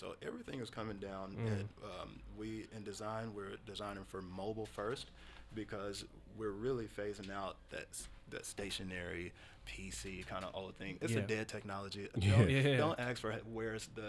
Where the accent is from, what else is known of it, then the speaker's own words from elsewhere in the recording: United States; as an American